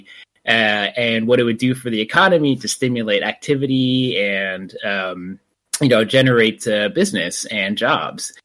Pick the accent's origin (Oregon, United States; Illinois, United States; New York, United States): New York, United States; I'm a first generation, born in New York.